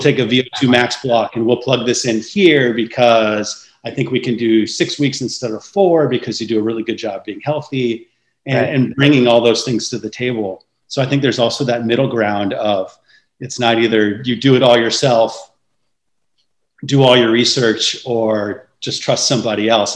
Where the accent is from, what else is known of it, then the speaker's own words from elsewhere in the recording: San Francisco Bay Area, California, United States; I grew up in the San Francisco Bay Area